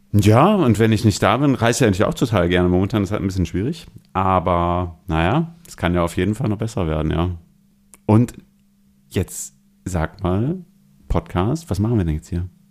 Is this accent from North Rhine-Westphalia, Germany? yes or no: no; Bremen, Germany; moved away as an adult; now in Hamburg, Germany; Ich komme aus Bremen